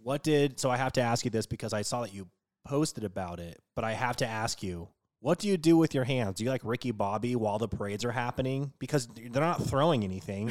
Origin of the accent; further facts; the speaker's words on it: West Coast, United States; growing up on the West Coast